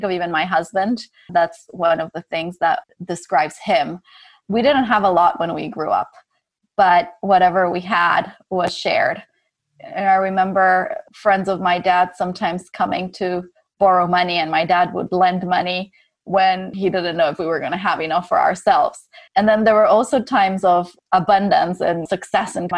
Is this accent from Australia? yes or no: no; Ecuador; growing up in Ecuador